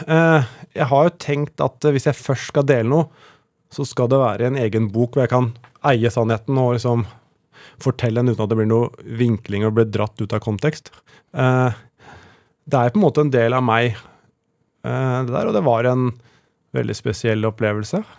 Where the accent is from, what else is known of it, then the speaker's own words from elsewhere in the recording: Tranby, Buskerud, Norway; Jeg vokste opp på Tranby, eh, som er mellom Oslo og Drammen.